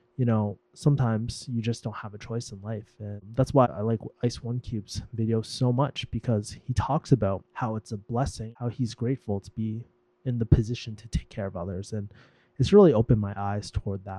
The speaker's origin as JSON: {"language": "English", "town": "Boston", "region": "Massachusetts", "country": "United States", "tie": "born or raised there", "moved": "yes", "said": "I'm actually in my hometown, Boston"}